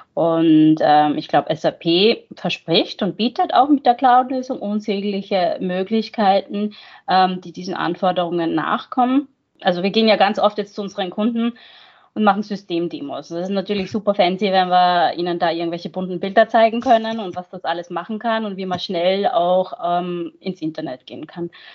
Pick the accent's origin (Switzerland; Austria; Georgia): Austria; moved away as an adult; now in Mainz, Germany; geboren und aufgewachsen in Österreich, aber ich arbeite seit 15 Jahren